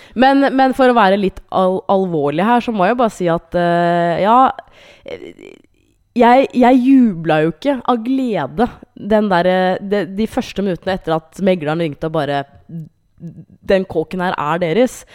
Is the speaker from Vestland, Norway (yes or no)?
no; Hamar, Innlandet, Norway; jeg er fra Hamar